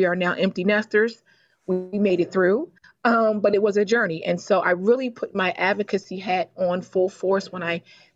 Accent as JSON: {"language": "English", "town": "Baltimore", "region": "Maryland", "country": "United States", "tie": "born or raised there", "said": "I was born and raised in Baltimore, Maryland."}